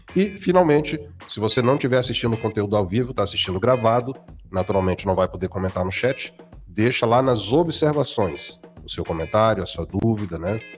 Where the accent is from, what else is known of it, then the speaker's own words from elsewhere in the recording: Brasília, Federal District, Brazil; a galera do DF, né? Candangos e Brasilienses, minha terra natal